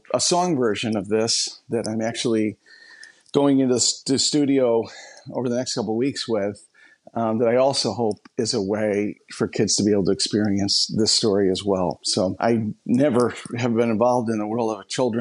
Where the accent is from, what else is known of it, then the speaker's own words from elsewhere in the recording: La Grange, Illinois, United States; I was born and raised in just the richest of soil of a wonderful little town outside of Chicago, LaGrange, Illinois